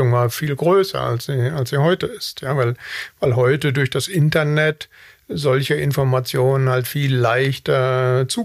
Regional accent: Wanne-Eickel, North Rhine-Westphalia, Germany; born there; Ich bin mitten im Ruhrgebiet geboren, Wanne-Eickel. Also mehr Ruhrgebiet geht nicht.

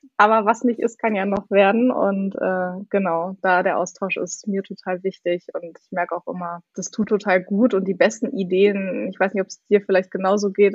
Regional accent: Hildesheim, Lower Saxony, Germany; moved away as an adult; also born or lived in Hanover / Hamburg; ich komme eigentlich aus Hildesheim, aus der Nähe von Hannover

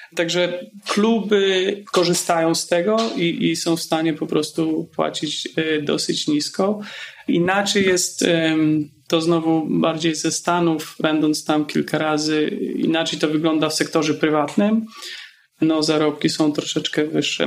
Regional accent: Poland; moved away as an adult; wyjechałem z Polski, gdy miałem 19 lat

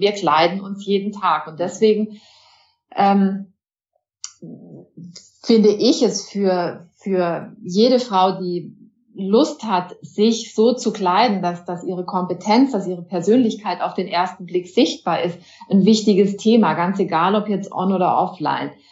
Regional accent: Germany; wir auch als Deutsche

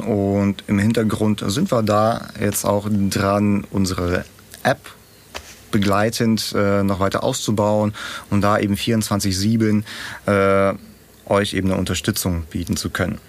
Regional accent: Kazakhstan; now in Germany; ich bin ja nicht in Deutschland aufgewachsen, sondern äh, in Kasachstan, irgendwo in der Steppe

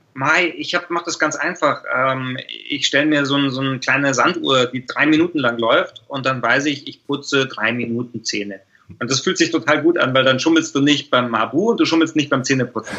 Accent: Germany; als wir Deutschen

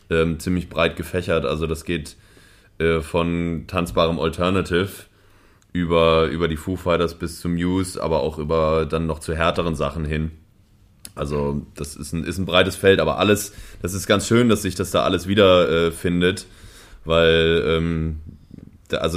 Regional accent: Hamburg, Germany; also, ich, ich, ich bin ja Hamburger und ähm, Berlin, also ich mochte Berlin nicht so richtig.

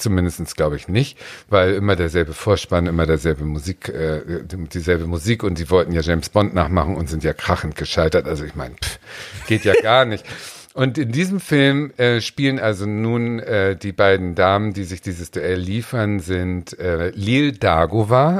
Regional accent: near Ahrensburg, Schleswig-Holstein, Germany; Ich bin ja geboren in der Nähe von Ahrensburg

